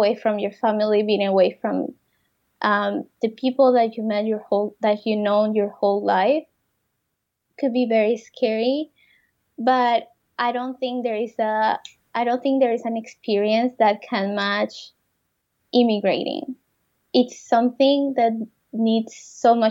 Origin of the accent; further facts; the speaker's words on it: Colombia; moved away as an adult; now in Canada; I'm from Colombia, he's from France, and we live in Canada